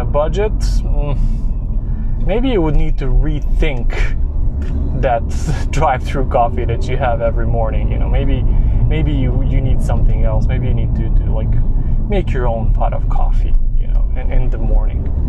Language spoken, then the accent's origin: English; Serbia; moved away; I'm originally from Serbia, where coffee shop chains are not a thing.